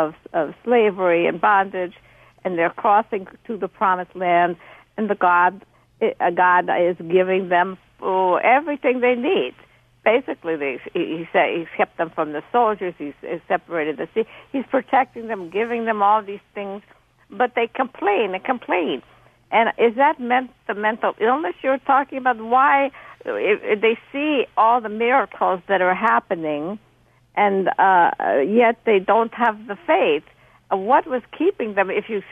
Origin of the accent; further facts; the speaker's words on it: Budapest, Hungary; English is a second language; I am from Budapest. My husband is from Israel.